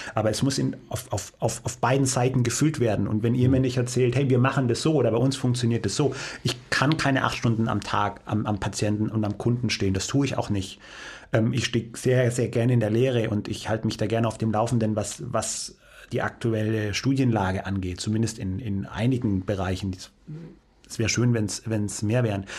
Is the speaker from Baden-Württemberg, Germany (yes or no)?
yes; Heidenheim, Baden-Württemberg, Germany; moved away as an adult; also born or lived in Cologne; bin dann von Süddeutschland, ich bin gebürtiger Heidenheimer, was man mittlerweile ja kennt, dann Richtung äh, Norden